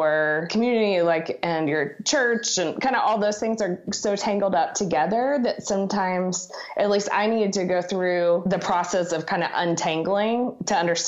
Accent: Dallas, Texas, United States; also born or lived in Colorado; now in Birmingham, United States; I grew up in Dallas. For college, I moved to Colorado, went to University of Colorado in Boulder.

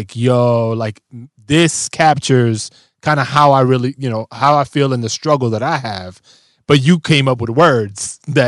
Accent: Bronx, New York, United States; I grew up in the Bronx. It's part of who I am.

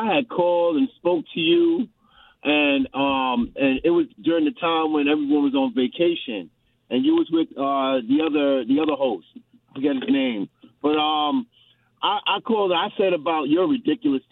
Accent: New York, United States; I'm from New York

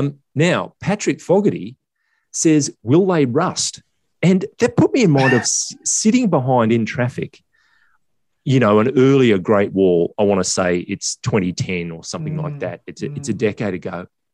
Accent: South Africa; As a South African, I can't wait for a cheaper version of the Ranger Raptor.

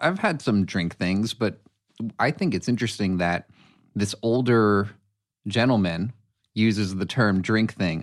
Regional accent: New York, United States; also born or lived in Brooklyn / Connecticut; now in Los Angeles, United States; I grew up in New York, then moved to Connecticut, went to college for acting, and moved out to L A on my own

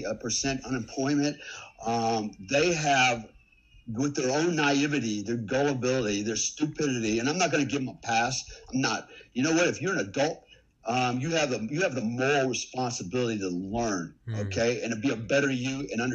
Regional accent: United States; now in Indonesia; as an American

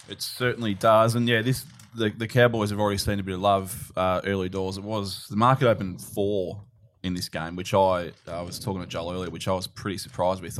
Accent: Melbourne, Victoria, Australia; moved away; I'm from Melbourne

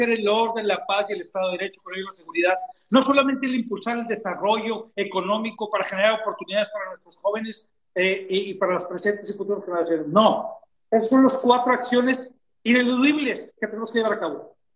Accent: Mexico; Esto tiene que ser uno de los principales acuerdos que hagamos como sociedad mexicana.

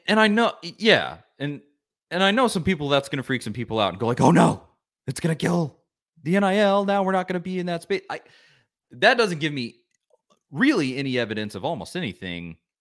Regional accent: Knoxville, Tennessee, United States; also born or lived in Nashville; Grew up in Knoxville for most of my life, moved here when I was five from Nashville.

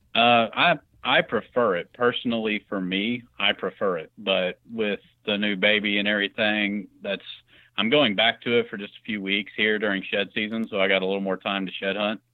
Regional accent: Clark County, Southern Indiana, United States; I'm from Southern Indiana, more uh, in Clark County, Indiana, just north

